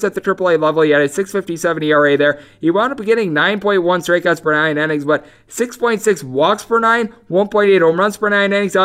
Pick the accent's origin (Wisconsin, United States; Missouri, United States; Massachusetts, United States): Wisconsin, United States; I was born and raised in Wisconsin.